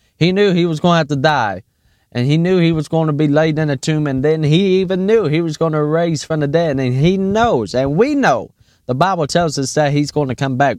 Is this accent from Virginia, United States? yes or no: yes; Raven, Virginia, United States; we're from Raven, Virginia